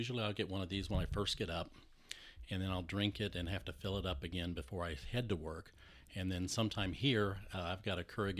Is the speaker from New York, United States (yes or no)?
no; San Antonio, Texas, United States; born there; I am old. I was born in San Antonio, Texas.